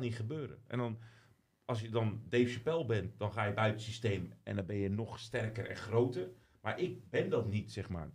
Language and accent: Dutch; De Lier, South Holland, Netherlands; ik ben opgegroeid in de Lier